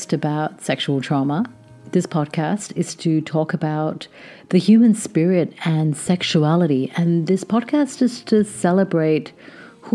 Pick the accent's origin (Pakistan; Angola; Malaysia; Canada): Pakistan; I grew up in Pakistan to Indian parents, heavily conditioned by religious and social taboos.